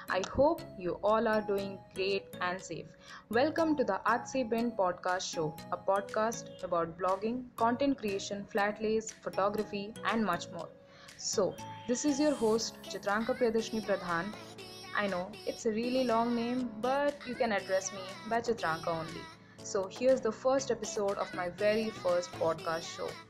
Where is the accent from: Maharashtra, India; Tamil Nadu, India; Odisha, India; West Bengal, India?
Odisha, India; I'm a student who is pursuing biotechnology in BSc. Anyways, I am from Odisha, famous for the Jagannath temple